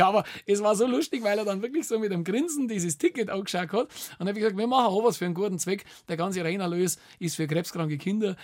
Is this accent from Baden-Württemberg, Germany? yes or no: no; Bavaria, Germany; bei uns in Bayern